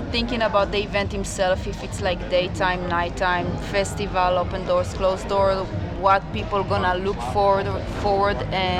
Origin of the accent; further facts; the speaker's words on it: Tel Aviv, Tel Aviv District, Israel; moved away; I came from Tel Aviv, so Middle East